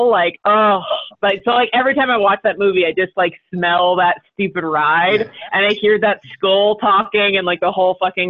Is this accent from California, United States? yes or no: yes; near Disneyland, California, United States; I grew up maybe like a half hour from Disneyland.